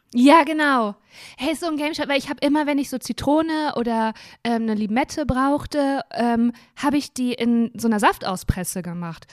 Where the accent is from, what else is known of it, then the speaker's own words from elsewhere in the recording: Germany; ich lebe ja in Deutschland und bin Deutsche